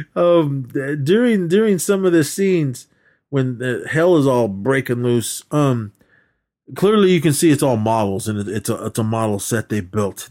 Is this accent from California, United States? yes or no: yes; California, United States; I'm from California